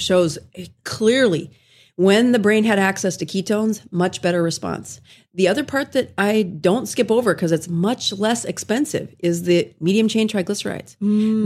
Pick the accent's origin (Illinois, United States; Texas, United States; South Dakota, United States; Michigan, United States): South Dakota, United States; moved away as an adult; also born or lived in Salt Lake City, Utah; I did my residency in Salt Lake City, Utah, and I'm from South Dakota